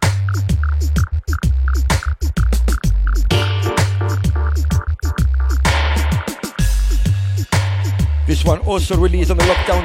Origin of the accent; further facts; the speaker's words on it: Nicosia, Cyprus; my hometown, Nicosia